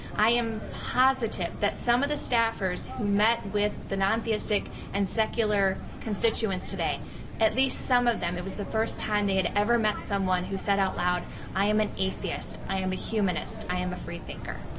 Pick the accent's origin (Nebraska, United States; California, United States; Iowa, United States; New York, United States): Iowa, United States; growing up in Iowa